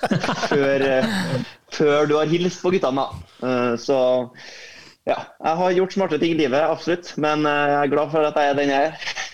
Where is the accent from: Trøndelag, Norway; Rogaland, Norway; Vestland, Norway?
Trøndelag, Norway; Trondheim; man, er fra den byen, eh, byen klubben spiller